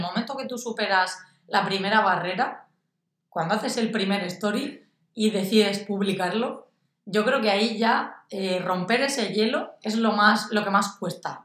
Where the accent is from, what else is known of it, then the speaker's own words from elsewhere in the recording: Orihuela, Valencian Community, Spain; soy de Orihuela, una ciudad de Alicante